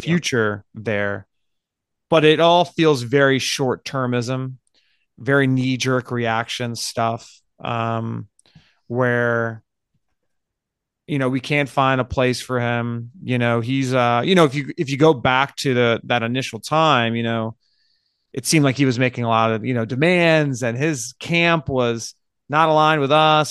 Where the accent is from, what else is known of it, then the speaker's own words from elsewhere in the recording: United States; we're American